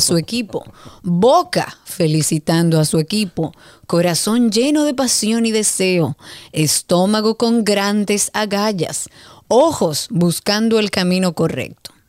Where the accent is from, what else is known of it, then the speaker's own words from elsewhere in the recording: Dominican Republic; yo soy dominicana